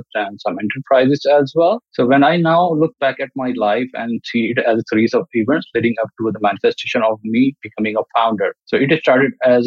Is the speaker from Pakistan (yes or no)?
yes; Pakistan; I grew up in Pakistan